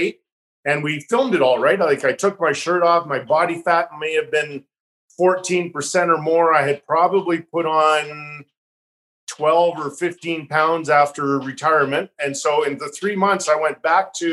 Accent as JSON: {"language": "English", "town": "Calgary", "region": "Alberta", "country": "Canada", "tie": "born or raised there", "moved": "yes", "said": "first team I went to were the Calgary Flames, my hometown"}